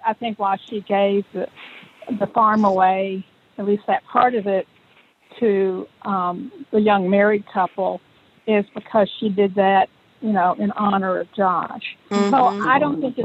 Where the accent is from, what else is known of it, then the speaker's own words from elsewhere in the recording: Tennessee, United States; moved away; I'm from Tennessee